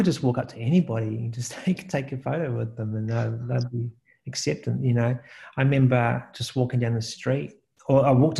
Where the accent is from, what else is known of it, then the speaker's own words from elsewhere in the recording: New Zealand; I think, you know, me being a New Zealander, not really experiencing much of the world.